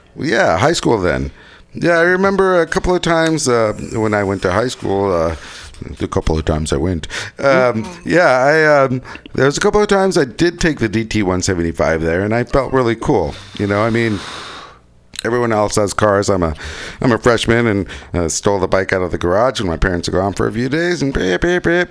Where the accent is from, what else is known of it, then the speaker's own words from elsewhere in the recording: United States; as an American